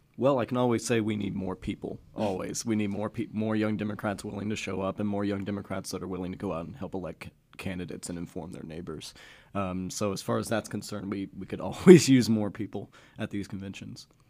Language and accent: English; Gravette, Arkansas, United States; also born or lived in Bentonville, Arkansas; I was born in Gravett, uh, and then I lived in Bentonville until I was ten, and then I moved back in two thousand eight in the fourth grade